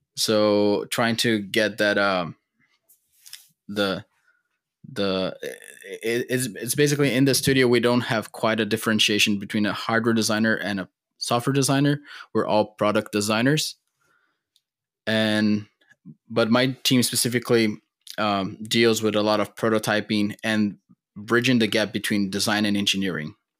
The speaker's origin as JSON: {"language": "English", "country": "Brazil", "tie": "born or raised there", "moved": "as an adult", "lives_now": "United States", "said": "I'm born and raised in Brazil"}